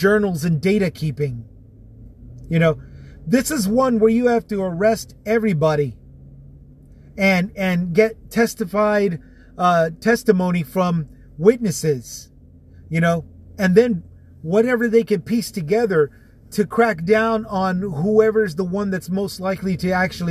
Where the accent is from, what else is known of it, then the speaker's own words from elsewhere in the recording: Texas, United States; from my home state of Texas